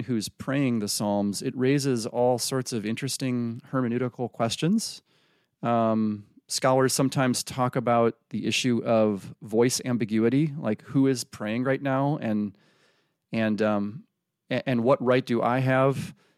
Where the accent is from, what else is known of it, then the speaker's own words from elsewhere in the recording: Freeport, Illinois, United States; moved away; I was raised in the Midwest, um, Freeport, Illinois